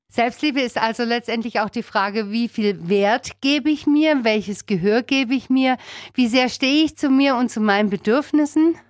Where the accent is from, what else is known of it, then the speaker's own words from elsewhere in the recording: Spaichingen, Baden-Württemberg, Germany; in meine Geburtsstadt nach Speichingen